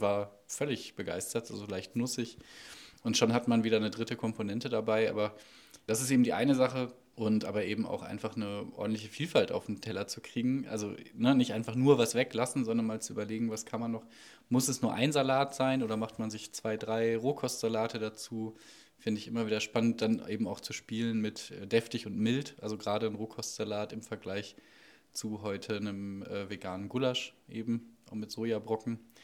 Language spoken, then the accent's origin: German; North Rhine-Westphalia, Germany; now in Sieben Linden, Germany; Ich komme aus Ostwestfalen